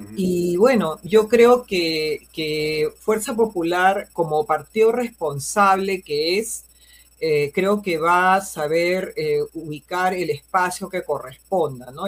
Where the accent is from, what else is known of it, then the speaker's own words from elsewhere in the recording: Peru; como peruanos, como madres de familia